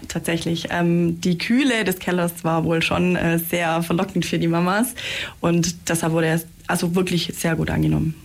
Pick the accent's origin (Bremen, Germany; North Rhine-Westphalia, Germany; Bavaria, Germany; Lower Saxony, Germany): Bavaria, Germany; Senden; ich bin nämlich aus Seisen, aus dem schönen